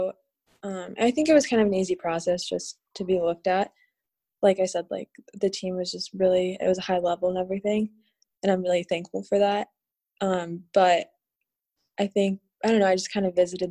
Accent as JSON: {"language": "English", "region": "Southern California", "country": "United States", "tie": "born or raised there", "moved": "as an adult", "lives_now": "Mexico", "said": "I grew up in Southern California"}